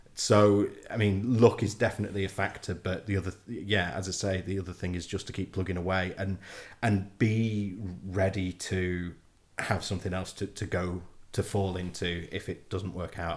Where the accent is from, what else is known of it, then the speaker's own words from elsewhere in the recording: Warrington, North West England, United Kingdom; moved away as an adult; also born or lived in Leeds; now in Yorkshire, United Kingdom; growing up in Warrington